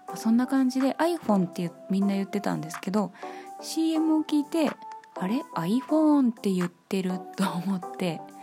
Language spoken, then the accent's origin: Japanese; Ibaraki, Japan; 私茨城出身でございまして